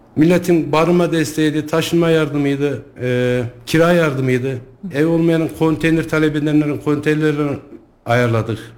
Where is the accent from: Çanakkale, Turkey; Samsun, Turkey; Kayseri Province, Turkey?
Kayseri Province, Turkey; Sarız